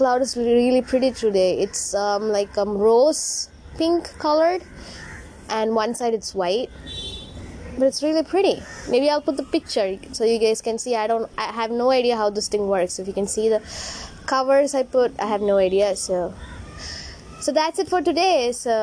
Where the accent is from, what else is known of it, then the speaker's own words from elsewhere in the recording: Kerala, India; also born or lived in Tamil Nadu; I was born in Tamil Nadu and brought up in Kerala